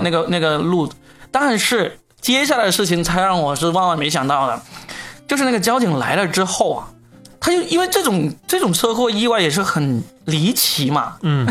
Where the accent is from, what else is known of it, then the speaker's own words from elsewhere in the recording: Guangdong, China; 还好我是广东人，我会讲粤语